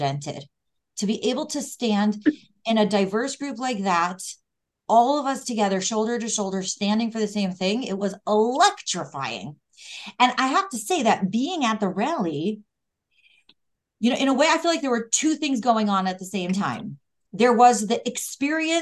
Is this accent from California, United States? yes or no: no; Cleveland, Ohio, United States; Growing up in Cleveland, Ohio